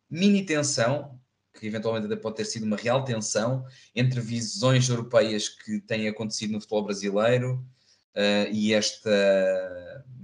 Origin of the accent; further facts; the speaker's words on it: Portugal; sabem que eu sou português, sabem que eu sou europeu